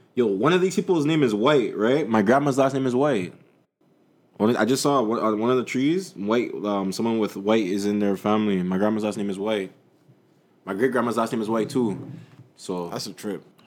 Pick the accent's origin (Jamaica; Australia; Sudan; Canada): Jamaica; I'm Jamaican